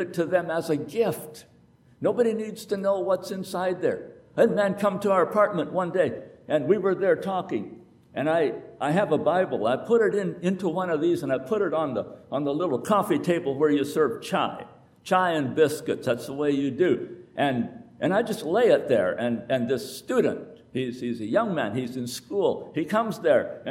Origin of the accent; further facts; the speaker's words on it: United States; I am America